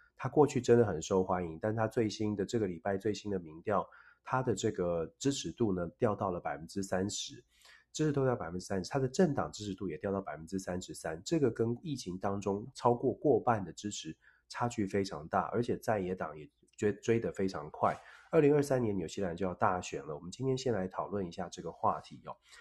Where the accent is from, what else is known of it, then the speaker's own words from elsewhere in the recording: Taiwan; 我们作，作为台湾人，作为在台湾